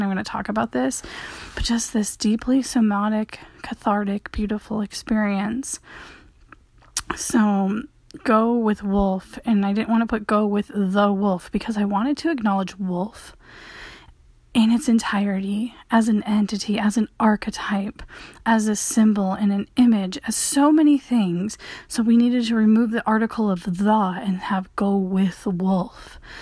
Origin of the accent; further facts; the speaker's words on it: Michigan, United States; all my sports were water sports growing up in Michigan